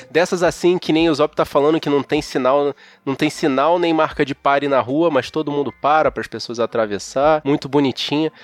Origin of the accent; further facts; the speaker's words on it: Rio de Janeiro, Brazil; como carioca, para todo lugar que eu vou, eu levo o calor do Rio de Janeiro